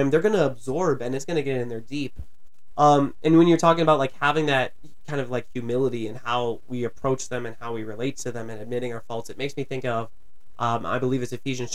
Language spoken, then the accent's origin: English; Virginia, United States; moved away as an adult; also born or lived in New Jersey; I'm from Virginia originally, and this school was in New Jersey